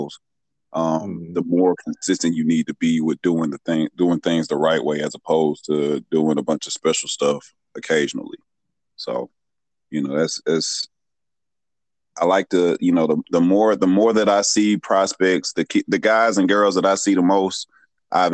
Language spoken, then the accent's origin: English; Atlanta, Georgia, United States; I'm a Metro Atlanta native. If you're not from Georgia, I would tell you I'm from Atlanta. If you are from the Metro Atlanta area, I'd tell you I'm from Athonia